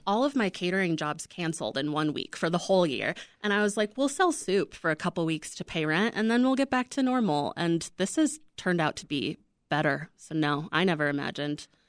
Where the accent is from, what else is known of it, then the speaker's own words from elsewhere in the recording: Midwest, United States; also born or lived in Salt Lake City; now in Chicago, United States; we're both from the Midwest. We're both from small Midwestern towns